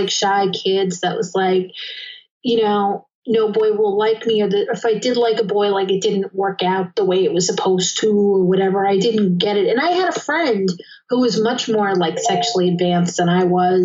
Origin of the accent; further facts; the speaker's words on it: New York City, New York, United States; I grew up in Queens